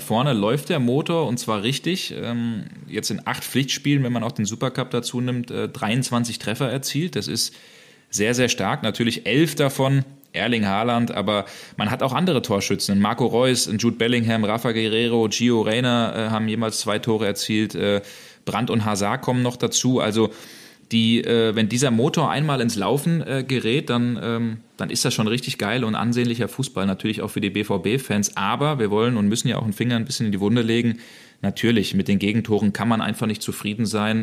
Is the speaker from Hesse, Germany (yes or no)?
yes; Hesse, Germany; moved away as an adult; also born or lived in Hamburg / Berlin; now in Dortmund, Germany; ich bin ein gebürtiger Hesse